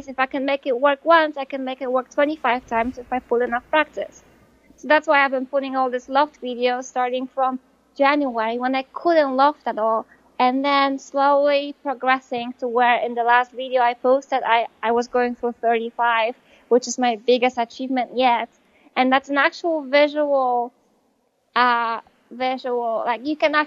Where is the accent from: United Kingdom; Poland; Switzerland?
Poland; English is a second language; moved away as an adult; now in United States; in Poland, I graduated from high school when I was 19